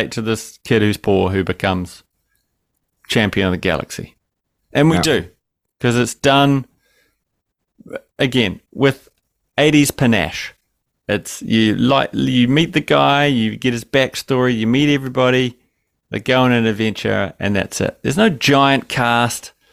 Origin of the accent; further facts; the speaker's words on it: New Zealand; Growing up in New Zealand, we don't have – do we have trailer parks? Not really